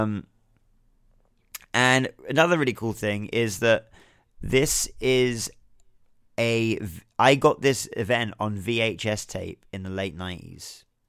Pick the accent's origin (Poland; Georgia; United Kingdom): United Kingdom; being someone that watches wrestling from the U K